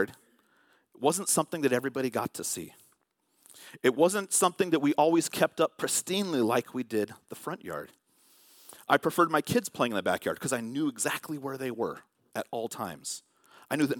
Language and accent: English; Vallejo, California, United States; when I was growing up in Vallejo in California, we had a fence